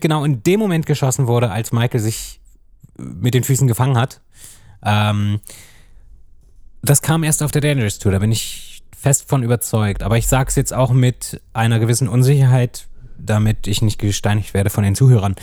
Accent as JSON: {"language": "German", "town": "Hanover", "region": "Lower Saxony", "country": "Germany", "tie": "born or raised there", "said": "es ist halt meine Heimatstadt. Also ja. ich bin ja auch in Hannover geboren."}